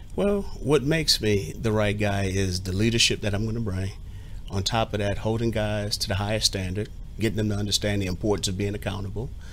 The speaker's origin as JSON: {"language": "English", "region": "Southern California", "country": "United States", "tie": "born or raised there", "moved": "yes", "lives_now": "Washington, United States", "said": "the same neck of the woods that I grew up in in Southern California"}